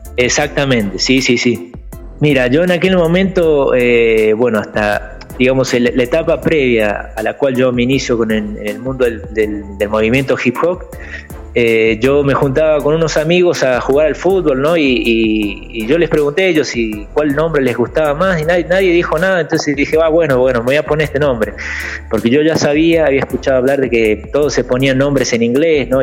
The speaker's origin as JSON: {"language": "Spanish", "town": "Buenos Aires", "country": "Argentina", "tie": "born or raised there", "also_born_or_lived": "interior of Argentina", "moved": "as an adult", "lives_now": "São Paulo, Brazil", "said": "yo soy del interior, pero, o sea, mi familia fue a vivir a la capital, digamos, este, ya de pequeño"}